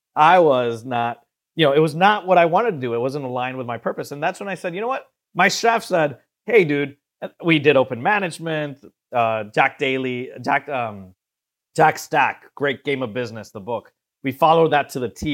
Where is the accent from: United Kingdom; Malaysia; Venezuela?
Venezuela; moved away as an adult; also born or lived in Miami; I'm originally from Venezuela and South America